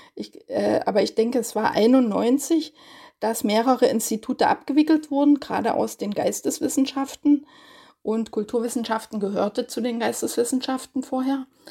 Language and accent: German; Görlitz, Saxony, Germany; moved away as an adult; also born or lived in Leipzig; now in Heidelberg, Germany; ich komme aus Görlitz